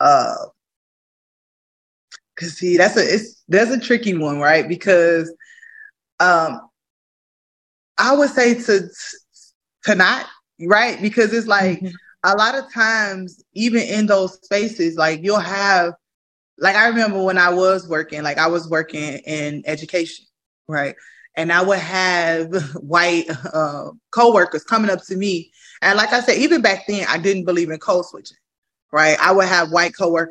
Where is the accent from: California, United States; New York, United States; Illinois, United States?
Illinois, United States; Chicago; I'm from the south side of Chicago. I'm from the Ada B. Wells Project, born and raised.